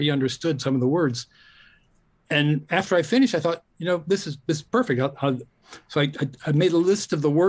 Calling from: La Honda, California, United States; Oh, I'm in La Honda, California.

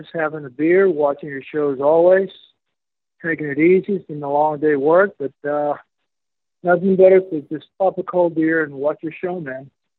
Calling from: Medellin, Antioquia, Colombia; I'm calling from Medellin, Colombia, but Colombia, South America.

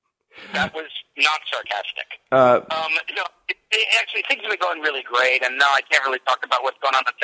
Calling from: Vancouver, British Columbia, Canada; calling from Vancouver, British Columbia.

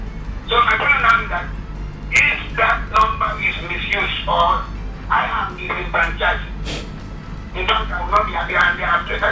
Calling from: Nigeria; I'm calling from Akwa.

